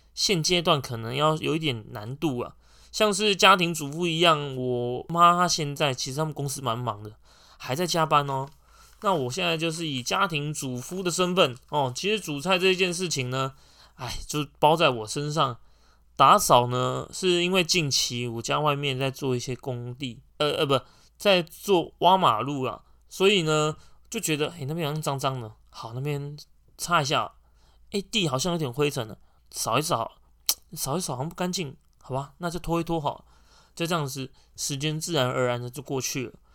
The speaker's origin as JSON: {"language": "Chinese", "country": "Taiwan", "said": "我们台湾人"}